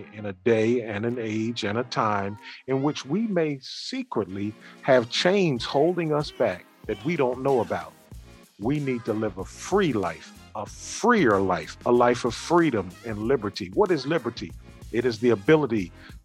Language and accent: English; Philadelphia, Pennsylvania, United States; I'm from Philadelphia